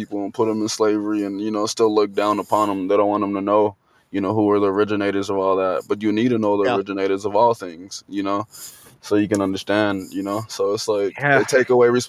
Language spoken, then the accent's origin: English; Liberia; also born or lived in Guinea; now in United States; I was technically born in Guinea, but I'm Liberian. I was born in Guinea because there was a civil war going on in Liberia